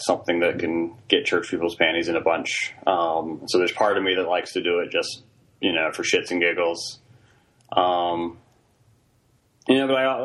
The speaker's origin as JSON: {"language": "English", "region": "Virginia", "country": "United States", "tie": "born or raised there", "also_born_or_lived": "Princeton, New Jersey", "said": "I grew up in Virginia"}